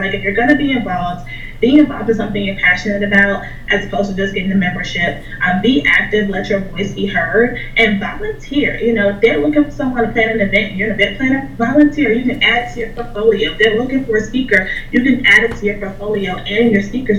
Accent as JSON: {"language": "English", "town": "Chicago", "region": "Illinois", "country": "United States", "moved": "as an adult", "lives_now": "Pittsburgh, United States", "said": "so I live in Pittsburgh right now. I'm not from Pittsburgh. I'm from Chicago, and I moved here a couple years ago when I graduated from college"}